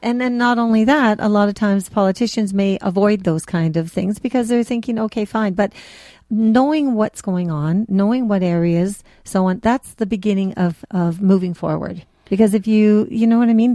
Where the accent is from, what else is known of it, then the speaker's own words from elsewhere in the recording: Toronto, Ontario, Canada; I grew up in Jane and Finch